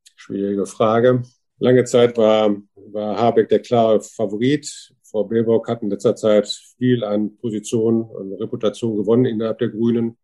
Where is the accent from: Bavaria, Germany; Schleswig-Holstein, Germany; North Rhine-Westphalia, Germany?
North Rhine-Westphalia, Germany; Wuppertal; Ich komme aus Wuppertal